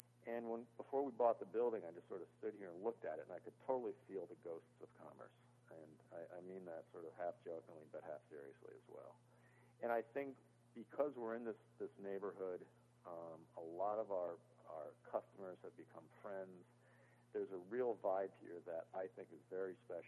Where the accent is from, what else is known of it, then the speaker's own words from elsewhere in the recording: Connecticut, United States; now in Maine, United States; I grew up in Connecticut.